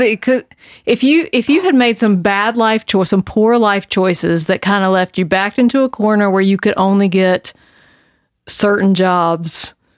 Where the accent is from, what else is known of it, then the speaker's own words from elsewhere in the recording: the South, United States; I'm from the South